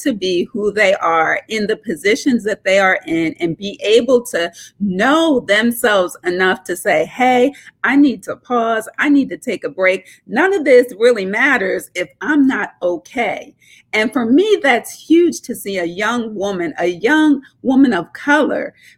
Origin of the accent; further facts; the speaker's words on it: Norristown, Pennsylvania, United States; But that's where I grew up. And I grew up in a small town called Norristown.